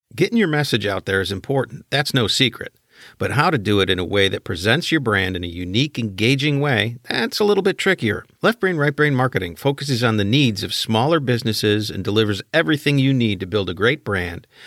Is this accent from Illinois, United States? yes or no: yes; Chicago, Illinois, United States; my hometown White Sox